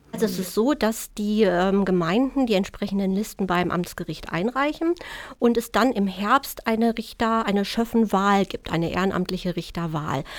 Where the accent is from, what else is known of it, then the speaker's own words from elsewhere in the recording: Germany; bei uns in Deutschland